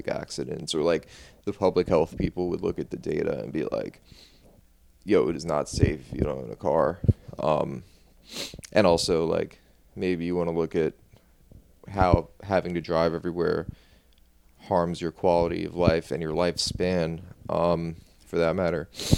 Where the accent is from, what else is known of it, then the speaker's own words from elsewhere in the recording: New Orleans, Louisiana, United States; also born or lived in Baton Rouge; growing up in New Orleans